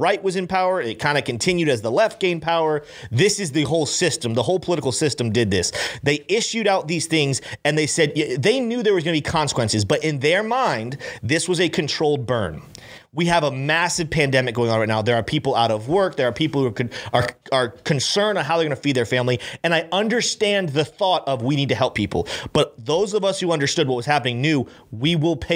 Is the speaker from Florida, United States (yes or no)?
yes; Brandon, Florida, United States; I grew up here in Florida. I grew up right in Brandon.